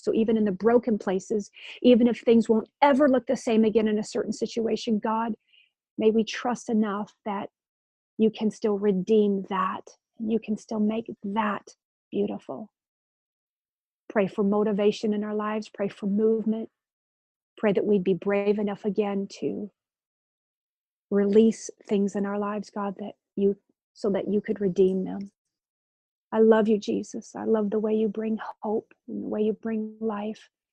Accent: Grand Rapids, Michigan, United States; my church when I was growing up in Grand Rapids, Michigan

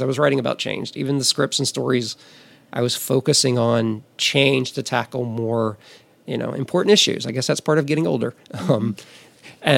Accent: Amite, Louisiana, United States; moved away as an adult; now in Los Angeles, United States; growing up in Amite, Louisiana

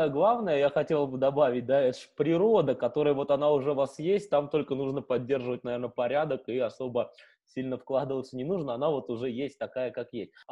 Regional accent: Russia; now in Vilnius, Lithuania; поскольку я сам а, родом из России, живу без малого 4 года всего лишь в Вильнюсе.

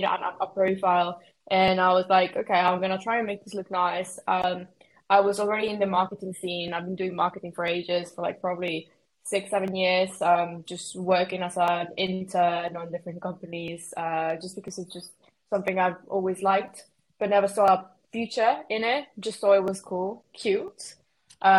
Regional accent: Mexico; now in United Kingdom; I'm from Mexico, but I've been living in the UK. So if anyone gets confused at my accent, is because I'm actually Mexican

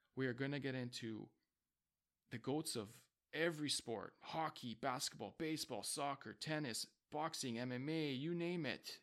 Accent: Vancouver, British Columbia, Canada; I am from Vancouver, B C

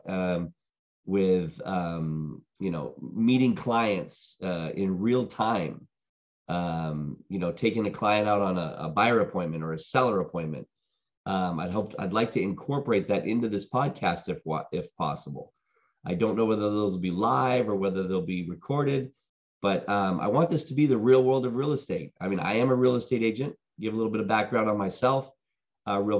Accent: Boston, Massachusetts, United States; moved away; also born or lived in Huntington Beach, California; I'm originally from Boston

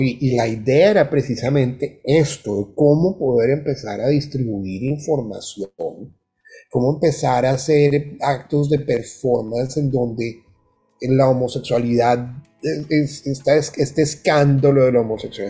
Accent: Colombia; moved away as an adult; also born or lived in Bogotá; now in Florida, United States

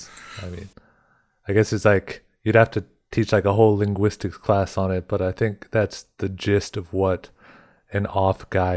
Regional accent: Cheyenne River Reservation, South Dakota, United States; moved away as an adult; now in Germany; I'm from the Cheyenne River Rez, and since about 10 years now, I've been living in Germany.

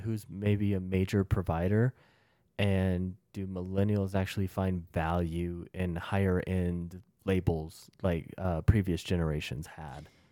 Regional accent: United States; As American

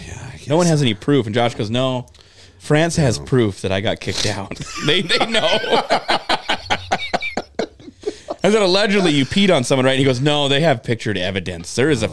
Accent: Lovell, Wyoming, United States; born or raised there

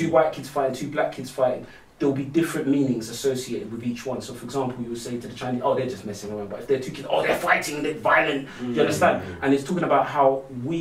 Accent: London, United Kingdom; I'm a Londoner through and through. I'm from East London, so I was very lucky to be raised in a very multicultural community

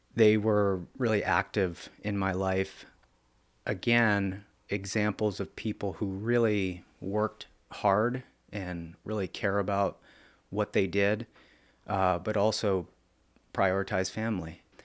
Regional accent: Lebanon, Pennsylvania, United States; the first four years, I grew up on Oak Street, and that was in Lebanon School District

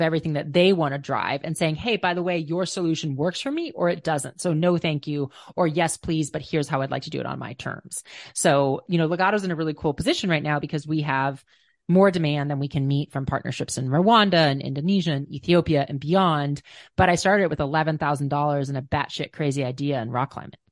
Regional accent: Minnesota, United States; I grew up in Minnesota, which was not a rock climbing mecca

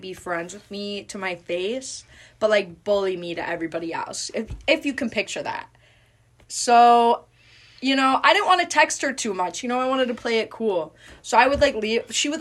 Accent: Midwest, United States; now in Kansas, United States; I am from the Midwest

